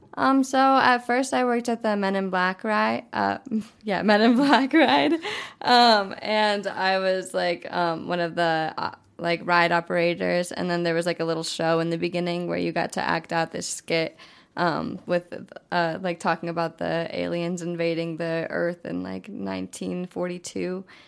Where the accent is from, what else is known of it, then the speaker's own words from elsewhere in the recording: South Dakota, United States; moved away; I'm from South Dakota, originally. Um, it's like this really small town with, like, four hundred people that I went to school